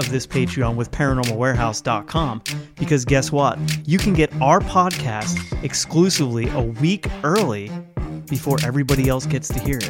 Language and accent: English; Ohio, United States; also born or lived in Staten Island, New York; I was born in Staten Island, New York. Both my parents are longtime Staten Islanders. And they decided, hey, let's move to Ohio. So we moved to rural middle America, Ohio.